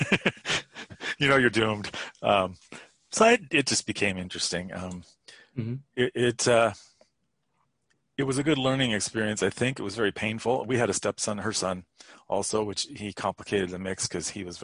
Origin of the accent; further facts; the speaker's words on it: California, United States; I was born in California.